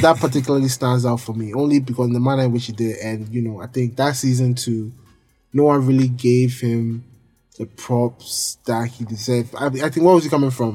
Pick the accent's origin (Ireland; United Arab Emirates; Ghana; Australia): Ghana; we're all Ghanaian